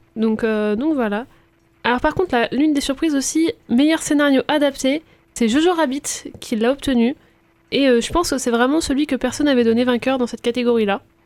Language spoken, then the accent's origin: French; France; chez nous en France